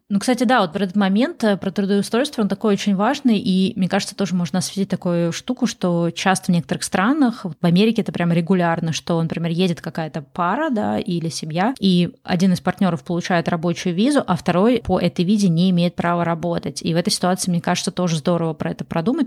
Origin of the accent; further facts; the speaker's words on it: Saint Petersburg, Russia; moved away as an adult; also born or lived in Moscow, Russia / Egypt / Bali, Indonesia; now in California, United States; Я родилась в Питере, жила и училась тоже в Питере